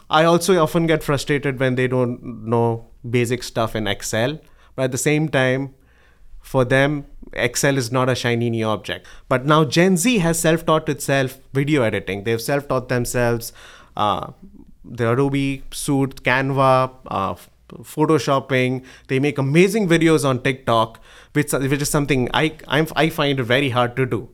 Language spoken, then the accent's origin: English; Mumbai, Maharashtra, India; moved away as an adult; I was born in Bombay, in, in India. It's, uh, it's now called Mumbai. And, uh, I did my engineering there.